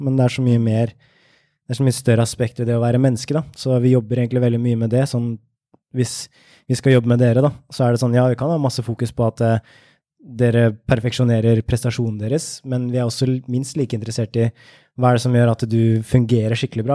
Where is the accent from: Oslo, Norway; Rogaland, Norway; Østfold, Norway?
Østfold, Norway; Ørje; jeg kommer fra Indre Østfold, et sted som heter Ørje, som er rett ved svenskegrensa. Så jeg vokste opp med billig godteri